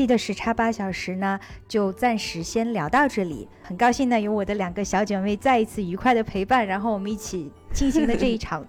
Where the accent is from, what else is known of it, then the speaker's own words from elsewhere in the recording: Netherlands; 我是来自于荷兰的